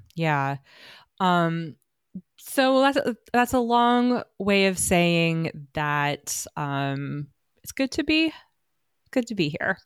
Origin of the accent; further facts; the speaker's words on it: United States; as an American art historian